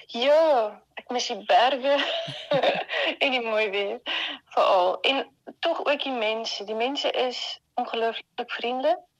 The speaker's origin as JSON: {"language": "Afrikaans", "town": "Bloemfontein", "region": "Free State", "country": "South Africa", "tie": "born or raised there", "also_born_or_lived": "Stellenbosch / Rotterdam", "moved": "as an adult", "lives_now": "Netherlands", "said": "Ek het in Bloemfontein groot geword"}